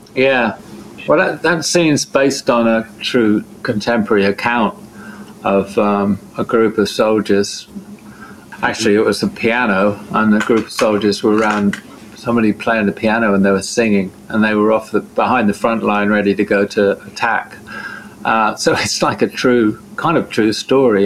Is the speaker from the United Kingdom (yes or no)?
yes; Devon, South West England, United Kingdom; I'm from Devon, in southern England